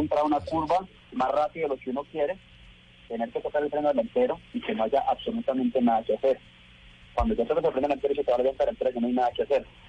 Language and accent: Spanish; Colombia; mi país